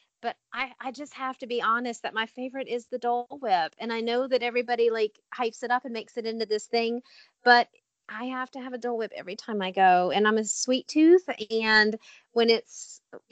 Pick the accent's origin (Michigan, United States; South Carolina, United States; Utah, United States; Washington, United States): South Carolina, United States; now in Virginia, United States; I'm from South Carolina